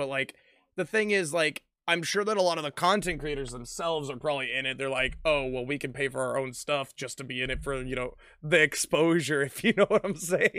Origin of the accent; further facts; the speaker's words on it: the South, United States; I only know of Golden Corral, man. I'm from the South. That's where everybody eats.